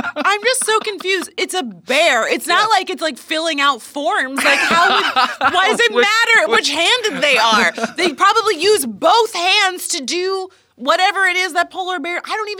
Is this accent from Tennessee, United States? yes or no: no; West Palm Beach, Florida, United States; We are actually real-life Florida people, because we are originally from West Palm Beach.